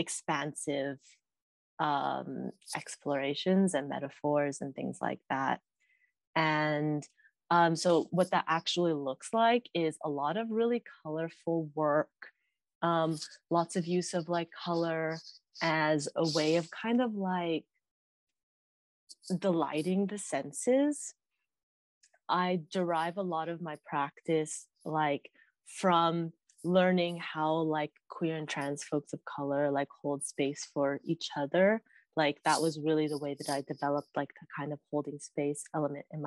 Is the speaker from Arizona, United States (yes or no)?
no; Stockton, California, United States; I grew up in the Central Valley of California, where I've been like raised